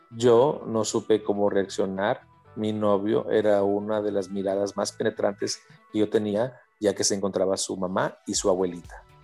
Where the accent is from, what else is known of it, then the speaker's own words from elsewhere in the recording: Culiacancito, Sinaloa, Mexico; now in Monterrey, Mexico; yo vengo de Sinaloa en realidad de una parte de afuera de la capital de Sinaloa, que es Culiacán, algo llamado Culiacancito.